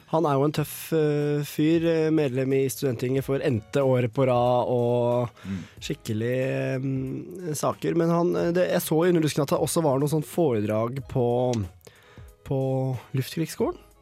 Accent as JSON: {"language": "Norwegian", "town": "Kongsvinger", "region": "Innlandet", "country": "Norway", "moved": "yes", "said": "drar jeg hjem til Kongsvinger, der jeg er fra"}